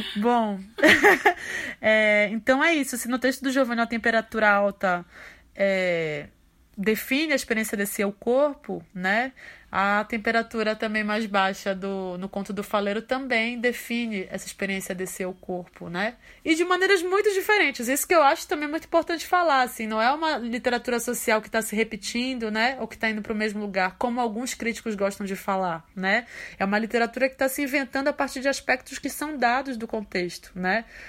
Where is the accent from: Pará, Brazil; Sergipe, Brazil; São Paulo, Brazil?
Pará, Brazil; eu sendo paraense